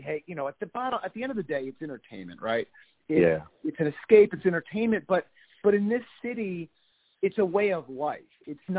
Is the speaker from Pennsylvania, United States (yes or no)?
yes; Bensalem, Pennsylvania, United States; I grew up in Bucks County. I grew up in Bensalem.